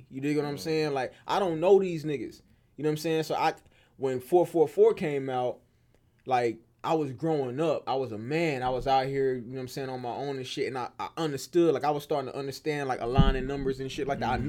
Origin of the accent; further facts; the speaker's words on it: the South, United States; bro, I'm from the South, bro.